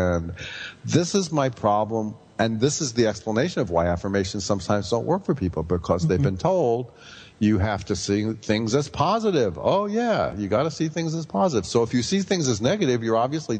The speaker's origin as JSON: {"language": "English", "town": "New York City", "region": "New York", "country": "United States", "tie": "born or raised there", "said": "growing up in Brooklyn in the gang war years"}